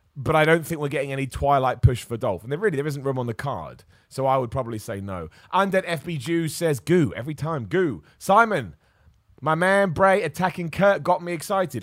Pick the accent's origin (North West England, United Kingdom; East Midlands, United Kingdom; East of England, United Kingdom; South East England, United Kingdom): East of England, United Kingdom; Luton; I'm gonna be in Luton, my hometown